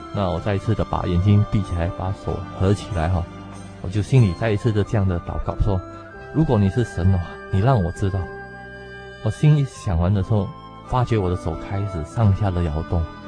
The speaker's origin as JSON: {"language": "Chinese", "country": "Singapore", "moved": "as an adult", "lives_now": "Taiwan", "said": "我是来自新加坡的"}